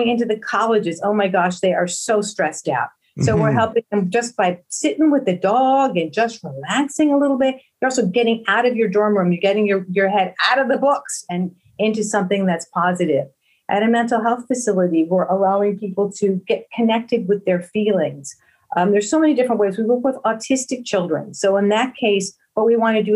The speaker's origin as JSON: {"language": "English", "town": "Buffalo", "region": "New York", "country": "United States", "tie": "born or raised there", "also_born_or_lived": "Philadelphia area", "moved": "yes", "lives_now": "Philadelphia, United States", "said": "I grew up in Buffalo, New York, and I migrated over here to the Philadelphia area"}